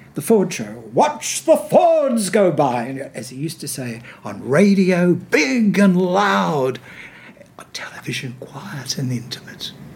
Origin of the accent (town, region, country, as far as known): Sydney, New South Wales, Australia; born or raised there; also born or lived in England